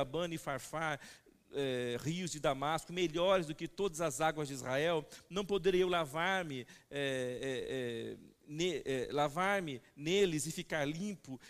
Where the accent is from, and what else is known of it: Brazil